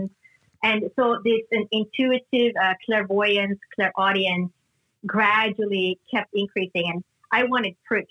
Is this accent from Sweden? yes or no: yes; Sweden; moved away; I grew up in Northern Europe in Sweden